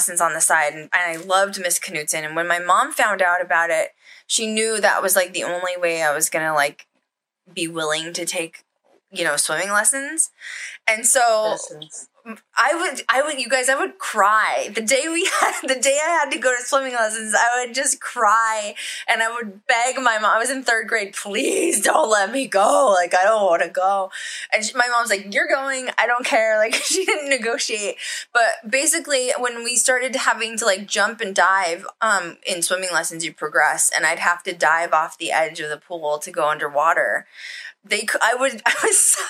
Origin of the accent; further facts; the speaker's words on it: Colorado, United States; I grew up in Colorado